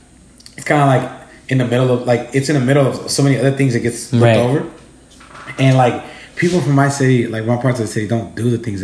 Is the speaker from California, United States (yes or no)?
yes; Los Angeles, California, United States; So that I'm from South Central.